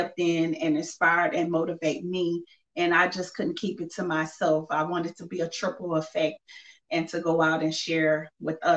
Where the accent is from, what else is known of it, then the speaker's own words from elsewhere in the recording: Simpsport, Louisiana, United States; now in Lafayette, United States; I'm originally from Simpsport, Louisiana, but I reside in Lafayette, Louisiana